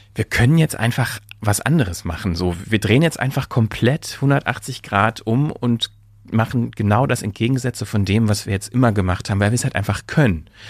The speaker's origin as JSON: {"language": "German", "region": "East Germany", "country": "Germany", "tie": "born or raised there", "moved": "yes", "lives_now": "Berlin, Germany", "said": "ich bin ja auf dem Land groß geworden"}